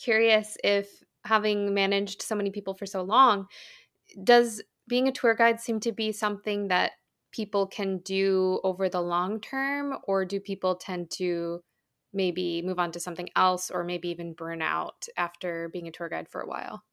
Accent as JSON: {"language": "English", "country": "United States", "said": "as an American"}